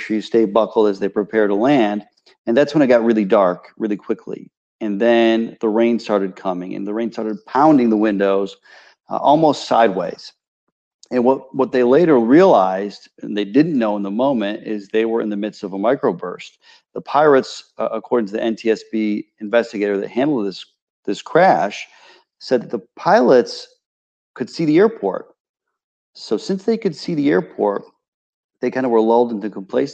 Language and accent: English; Charlotte, North Carolina, United States; I was here in Charlotte, growing up in South Charlotte